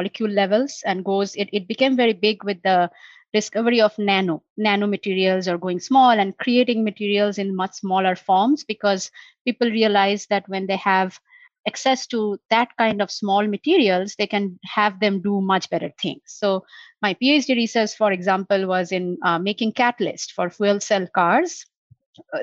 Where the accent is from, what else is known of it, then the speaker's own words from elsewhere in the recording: India; moved away as an adult; now in United States; growing up in India